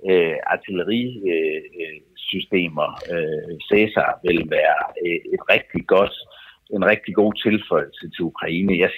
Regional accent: Denmark

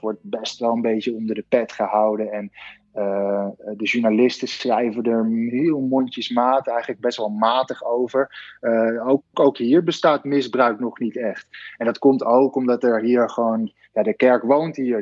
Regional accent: Netherlands; now in Rome, Italy; als Nederlanders

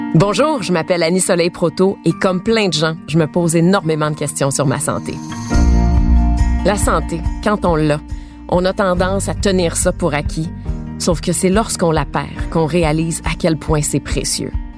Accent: Quebec, Canada; chez nous au Québec

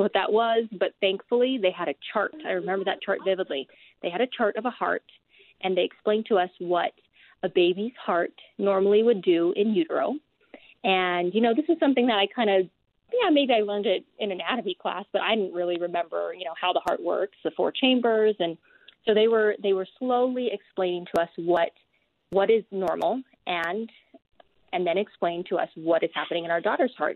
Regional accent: Hawaii, United States; now in Utah, United States; I'm natively from Hawaii, and so to be here in Utah

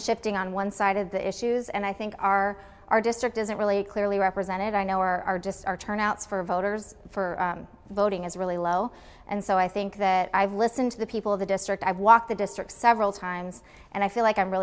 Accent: Los Angeles, California, United States; now in Anchorage, United States; I come from Los Angeles

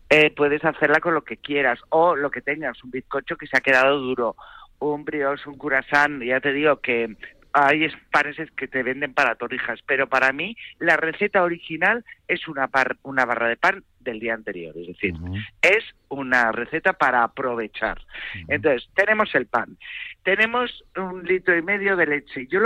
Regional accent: Bilbao, Basque Country, Spain; also born or lived in Madrid; porque ya sabes que yo soy de Bilbao, pero vamos, más de Madrid

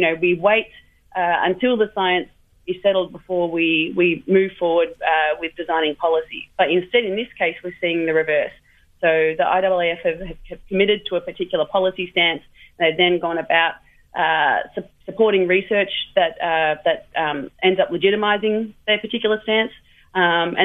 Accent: Australia; I come from Australia

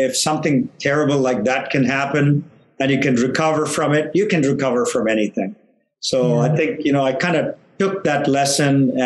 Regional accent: Chennai, Tamil Nadu, India; moved away as an adult; now in United States; I was in India and I grew up there in Chennai

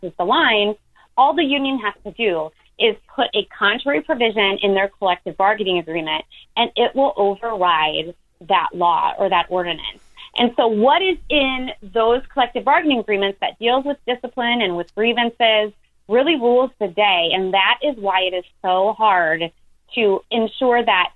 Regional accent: Illinois, United States; I grew up in Illinois

